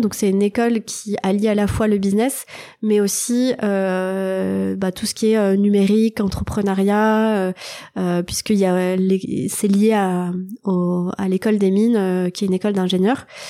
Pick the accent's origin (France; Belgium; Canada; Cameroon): France; Thionville, Grand Est; moved away as an adult; now in Paris, France; je suis née en Lorraine, dans une ville qui s'appelle Thionville. Donc j'ai fait toute mon enfance dans la région.